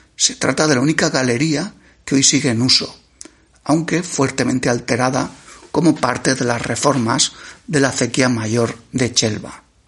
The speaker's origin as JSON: {"language": "Spanish", "area": "La Serranía", "region": "Valencian Community", "country": "Spain", "said": "nuestra comarca de la Serranía"}